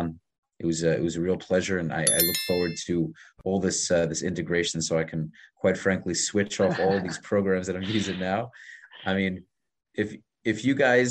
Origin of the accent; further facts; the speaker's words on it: New York, United States; moved away as an adult; now in Miami, United States; I moved from New York 3 years ago